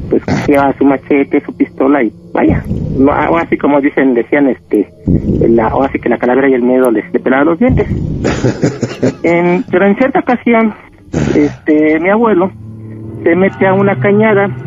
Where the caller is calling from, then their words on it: State of Mexico, Mexico; Ya hablo aquí de Chabacoyo del Estado de México.